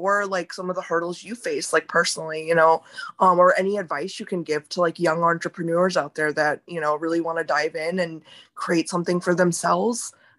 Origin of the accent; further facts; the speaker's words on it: India; since I mentioned I am Indian